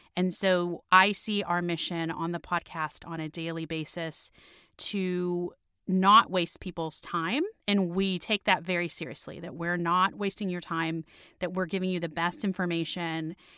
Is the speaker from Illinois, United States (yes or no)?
no; Miami, Florida, United States; moved away as an adult; also born or lived in London; now in Washington, D.C., United States; my hometown of Miami